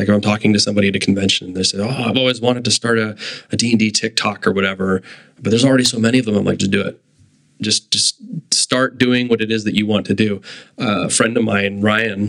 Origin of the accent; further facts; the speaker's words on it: Kitchener, Ontario, Canada; I grew up in Kitchener-Waterloo